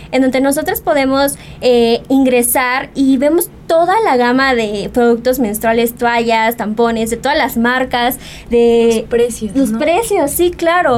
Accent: Mexico

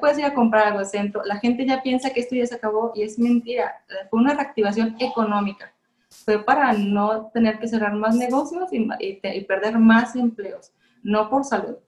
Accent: Mexico

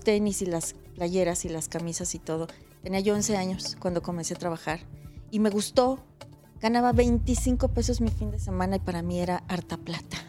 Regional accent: Mexico City, Mexico; also born or lived in Veracruz; Pues siempre digo que soy de la Ciudad de México porque realmente crecí aquí, al año y medio llegué, entonces pues aquí soy del DF

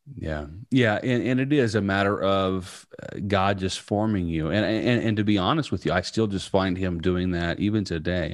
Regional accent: Southern Indiana, United States; growing up in Southern Indiana, right out in the middle of a cornfield

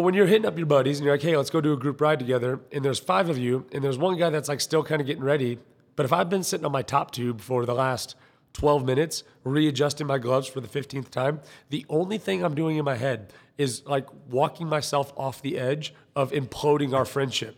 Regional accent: United States; I'm American

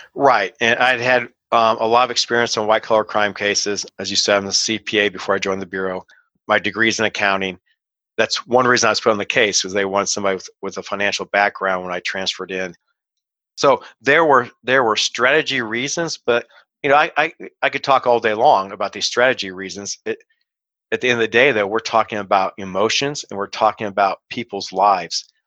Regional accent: Kansas City, United States; moved away as an adult; also born or lived in Decatur, Illinois / Chicago; I got transferred right before the trial started to my hometown of Kansas City

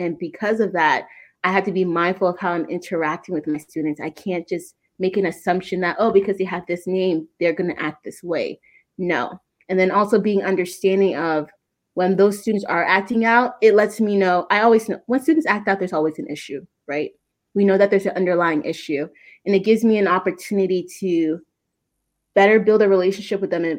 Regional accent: Ghana; now in United States; I'm from Ghana, but his father is Southern. My husband, he's from the South.

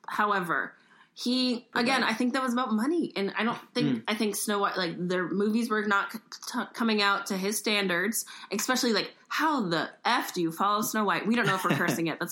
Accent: East Coast, United States; We're both from the East Coast.

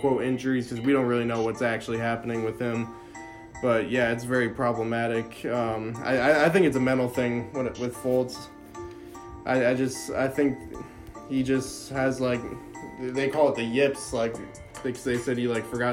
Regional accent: Pennsylvania, United States; my hometown team

